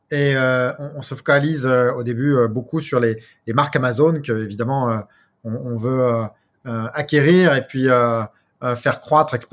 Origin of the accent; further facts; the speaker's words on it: Brittany, France; moved away as an adult; also born or lived in United States / Asia; Alors moi je suis donc je suis effectivement français, je suis breton d'origine.